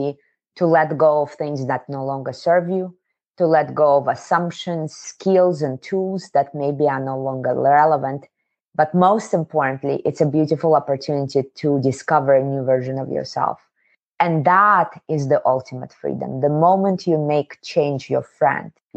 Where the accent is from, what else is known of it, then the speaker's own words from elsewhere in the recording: Kazakhstan; moved away; I was born in the Soviet Union in a southern state, Kazakhstan. I'm from Asia.